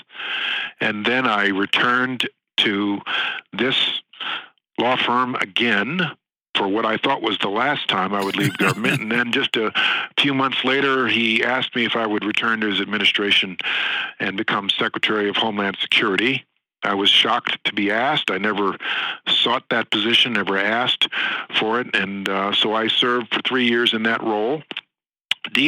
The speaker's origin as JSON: {"language": "English", "area": "Hudson Valley", "region": "New York", "country": "United States", "tie": "born or raised there", "also_born_or_lived": "Montclair, New Jersey", "said": "I was raised in the Hudson Valley in New York State, just a few miles north of here."}